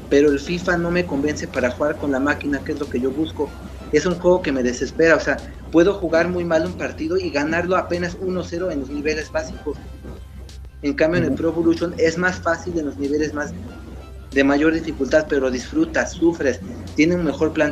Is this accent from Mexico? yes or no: yes; Mexico; Pues bueno, yo soy de México.